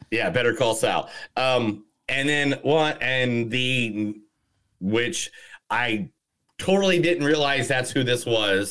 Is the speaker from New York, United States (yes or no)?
no; South Bend, Indiana, United States; an Irish guy from South Bend, Indiana